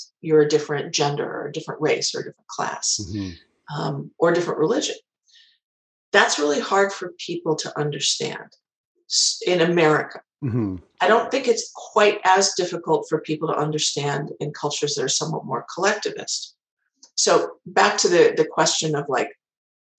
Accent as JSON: {"language": "English", "town": "Chicago", "region": "Illinois", "country": "United States", "tie": "born or raised there", "said": "my hometown of Chicago"}